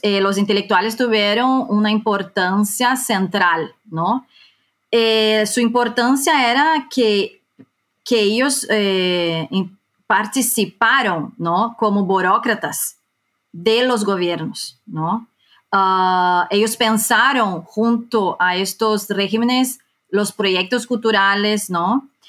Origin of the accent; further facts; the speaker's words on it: Brazil; moved away as an adult; now in Madrid, Spain; yo soy eh, brasileña, aunque recientemente también eh, tengo la nacionalidad española. Yo vivo hace 10 años en España